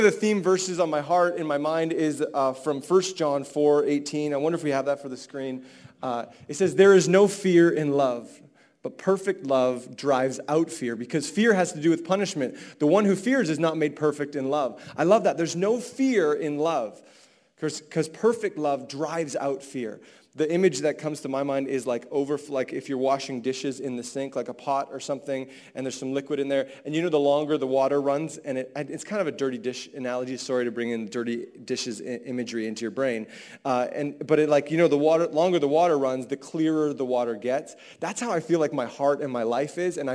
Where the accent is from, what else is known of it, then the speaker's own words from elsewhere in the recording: Vancouver, British Columbia, Canada; I'm from Vancouver.